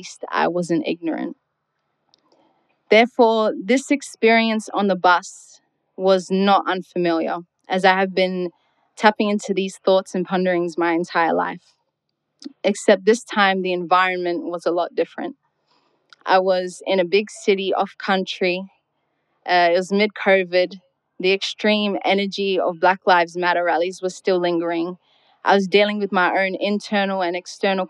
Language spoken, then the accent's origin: English; Darwin, Northern Territory, Australia; born or raised there